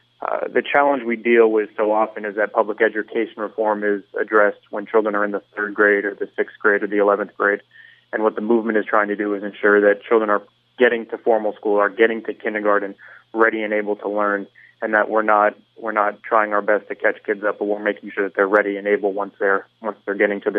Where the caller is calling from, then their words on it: Aventura, Florida, United States; I'm actually calling from the northern part of the county, from Aventura.